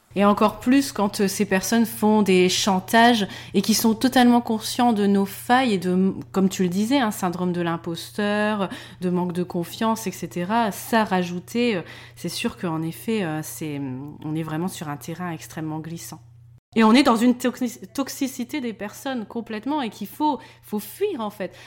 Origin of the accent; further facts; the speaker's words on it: Denain, Hauts-de-France, France; on venait de Denain, qui est pas non plus la ville la plus réputée de France